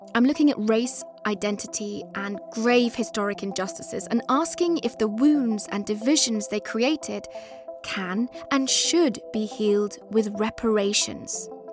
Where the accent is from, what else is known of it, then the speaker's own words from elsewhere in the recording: England, United Kingdom; also born or lived in Afghanistan; we were both brought over at a young age and grew up in a very British way